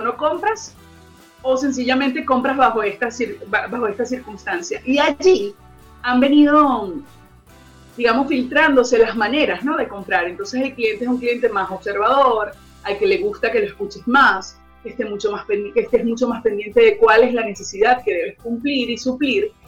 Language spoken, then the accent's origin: Spanish; Venezuela; now in Santiago, Chile; conocemos los venezolanos aquí en Conectados Contigo Radio